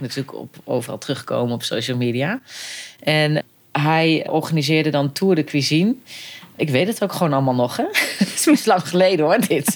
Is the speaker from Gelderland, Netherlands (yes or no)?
yes; Eerbeek, Gelderland, Netherlands; now in Arnhem, Netherlands; Ik ben opgegroeid inderdaad in, eh, in een eh, dorp, eh, maar wel een kleurrijk dorp